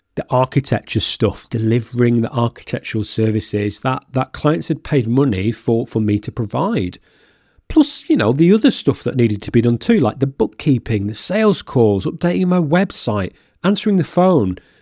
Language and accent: English; Lancashire, North West England, United Kingdom; moved away as an adult; now in Norfolk, United Kingdom; my hometown. So when we relocated two hundred and fifty miles away from Lancashire to Norfolk